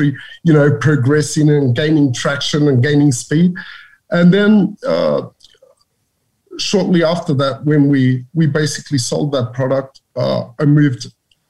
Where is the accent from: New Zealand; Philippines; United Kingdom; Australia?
Australia; moved away as an adult; also born or lived in Macedonia; I grew up in Australia, where I finished my elementary